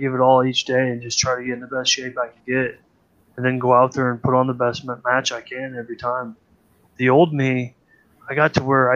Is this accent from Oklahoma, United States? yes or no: no; Iowa, United States; I am from Iowa, dude. I fucking grew up listening to bullshit country